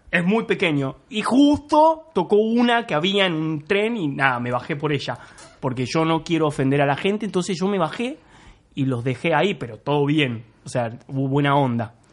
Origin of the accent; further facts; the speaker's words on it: Canning, Buenos Aires Province, Argentina; also born or lived in Banfield; O sea, todo mal, pero yo viví nada. Cuatro años en Banfield. Yo soy de Canning. Soy el cheto de Canning en todo caso.